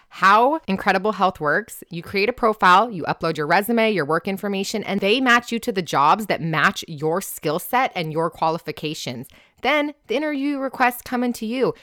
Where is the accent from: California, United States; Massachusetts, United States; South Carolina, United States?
California, United States; Orange County; I'm born and raised in Orange County though.